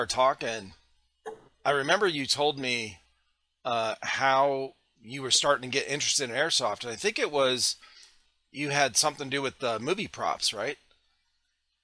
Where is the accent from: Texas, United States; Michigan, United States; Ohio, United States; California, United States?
Ohio, United States; now in South Carolina, United States; I'm from Ohio